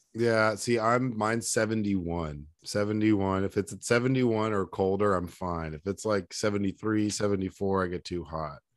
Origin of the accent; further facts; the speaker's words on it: Dallas, Texas, United States; also born or lived in Denver; I grew up in Dallas